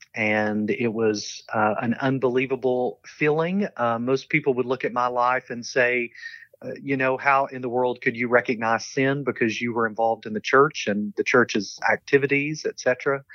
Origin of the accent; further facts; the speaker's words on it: London, Kentucky, United States; accent: Southern; moved away; I grew up in a small town called London